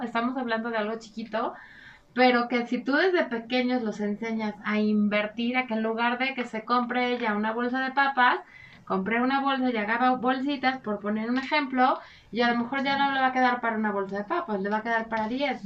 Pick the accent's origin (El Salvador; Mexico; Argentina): Mexico; nosotros somos muy afectos eh, como cultura mexicana